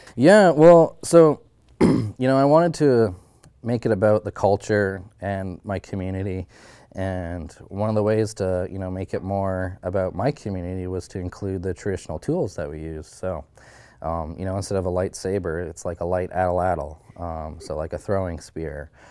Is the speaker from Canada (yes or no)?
yes; Haines Junction, Yukon, Canada; my hometown, uh, you could learn Southern Shoshone, um, starting kindergarten.